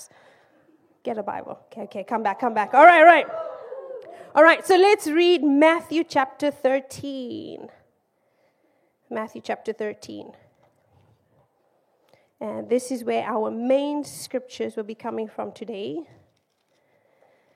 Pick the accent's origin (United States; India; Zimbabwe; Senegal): Zimbabwe; also born or lived in Malaysia; now in United Kingdom; I'm from Zimbabwe